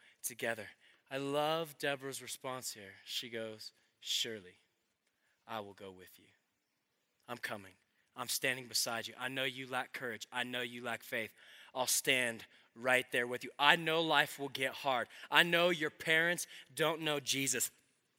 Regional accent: Colorado, United States; I'm from Colorado

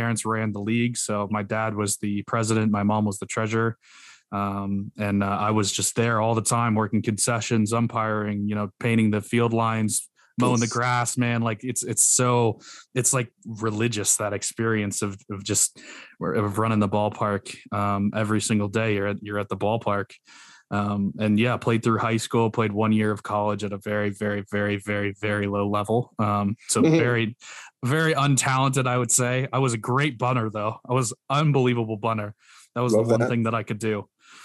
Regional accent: South Carolina, United States; I grew up in the South, so big Braves fan from South Carolina

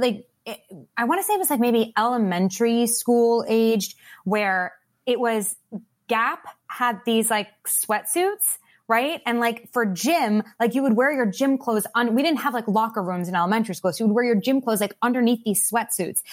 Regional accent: Long Island, New York, United States; I grew up on Long Island, like, right outside of New York

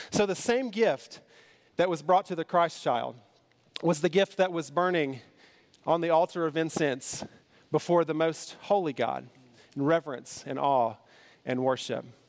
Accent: Kentucky, United States; I'm from Kentucky

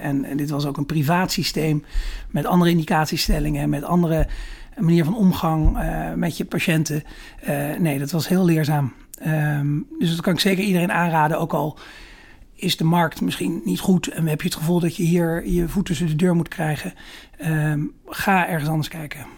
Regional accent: Holten, Overijssel, Netherlands; moved away as an adult; also born or lived in Rotterdam / Amsterdam / Groningen; ik ben opgegroeid in, eh, in Holte. Daar ben ik geboren en getogen. Dat is in het oosten van Nederland, voorbij Deventer.

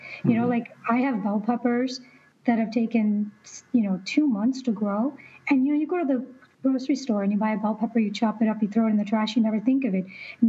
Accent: Illinois, United States; now in Arizona, United States; Yeah, southern Illinois, by Carbondale.

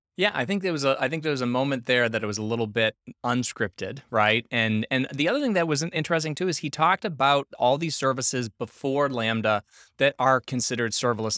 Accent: Boston, Massachusetts, United States; I'm from Boston

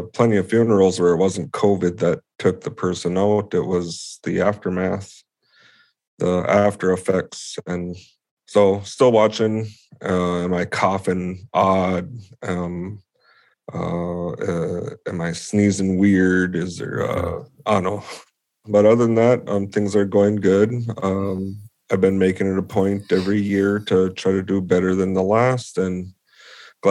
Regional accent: Mille Lacs Reservation, Minnesota, United States; I'm from the Mille Lacs Reservation, and I live in the Nayashing village on the west side of Lake Mille Lacs. Born and raised in the area, went to all the schools around Mille Lacs Lake

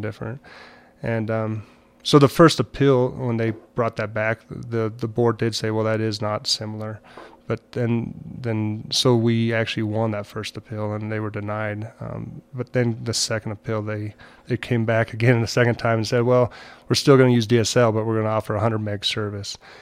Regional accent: Montrose, Colorado, United States; I'm actually from Montrose, Colorado

